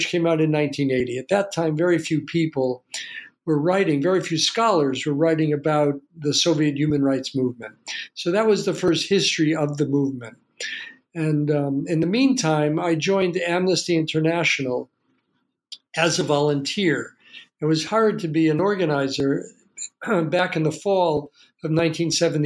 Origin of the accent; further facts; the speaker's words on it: New Britain, Connecticut, United States; also born or lived in New York; I was born in New Britain, Connecticut